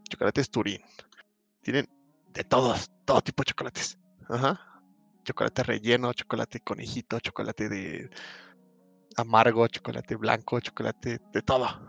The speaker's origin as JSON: {"language": "Spanish", "country": "Mexico", "said": "yo soy mexicano"}